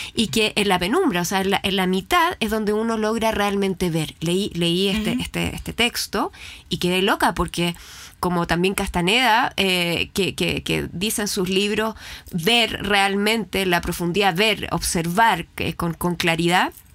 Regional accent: Chile; nosotros teníamos miedo los chilenos

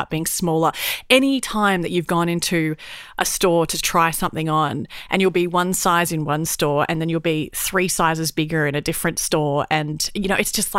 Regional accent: Brisbane, Queensland, Australia; growing up in Brisbane, it's stinking hot

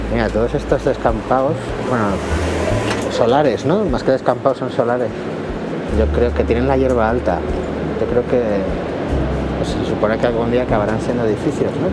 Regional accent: Oviedo, Asturias, Spain; moved away; also born or lived in Madrid; En Oviedo, mi ciudad natal

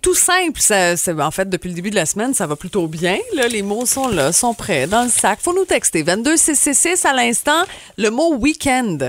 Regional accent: Rimouski, Quebec, Canada; je viens de Rimouski. Je suis présentement à Plessisville chez ma sœur

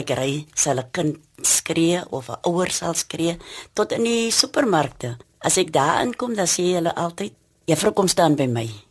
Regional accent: Cape Town, Western Cape, South Africa; in die omgewing waar ons werk, het ek groot geword, gebore en getoe.

